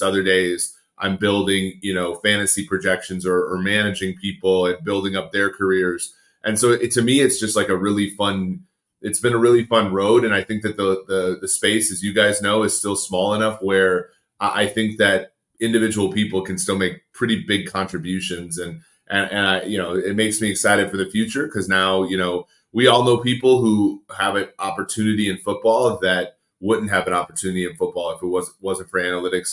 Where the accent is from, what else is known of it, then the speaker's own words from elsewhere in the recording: Minnesota, United States; I grew up in Minnesota watching the Vikings